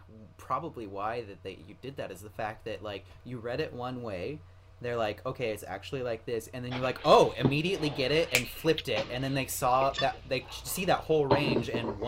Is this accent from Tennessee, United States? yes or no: no; Oregon, United States; film was filmed here in my home state, which is awesome.